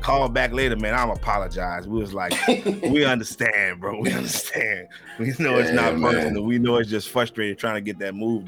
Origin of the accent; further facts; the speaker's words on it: Louisiana, United States; I'm originally from Louisiana